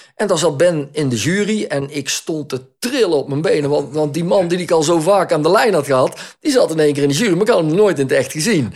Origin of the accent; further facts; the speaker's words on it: Netherlands; now in Belgium; Ik ben een Nederlander. Ik ben opgegroeid in Nederland